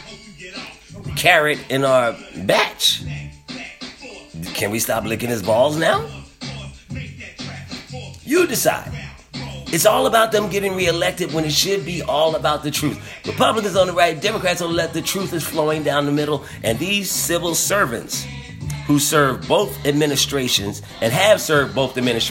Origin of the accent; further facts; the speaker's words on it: United States; I'm an American.